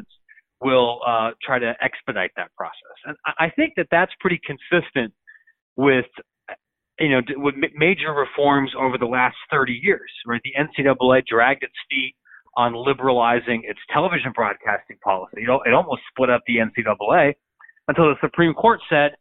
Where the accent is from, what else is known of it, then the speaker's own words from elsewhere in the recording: Illinois, United States; my home state here of Illinois.